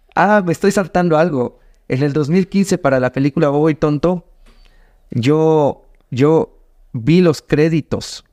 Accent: Ecuador; vengo desde Ecuador

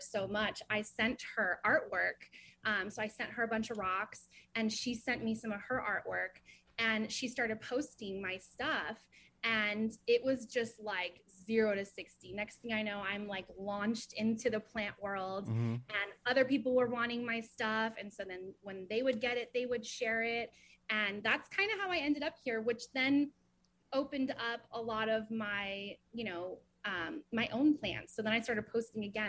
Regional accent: Ventura County, California, United States; moved away as an adult; now in North Hollywood, United States; I grew up actually in Ventura County

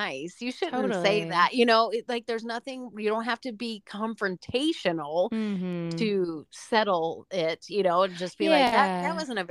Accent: Omaha, Nebraska, United States; Omaha, Nebraska

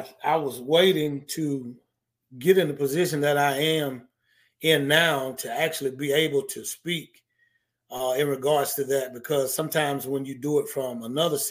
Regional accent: Norfolk, Virginia, United States; moved away as an adult; also born or lived in North Carolina; now in Louisiana, United States; I didn't stay in Norfolk. You know, I went to North Carolina to go to school, and I was born and raised basically on Norfolk State's campus

